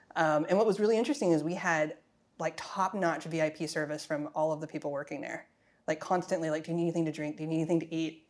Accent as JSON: {"language": "English", "region": "Arizona", "country": "United States", "said": "I'm from Arizona"}